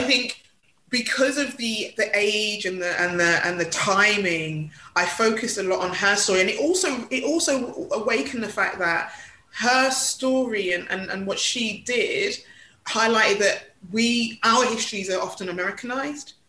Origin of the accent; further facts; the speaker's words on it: London, United Kingdom; I was born in Hackney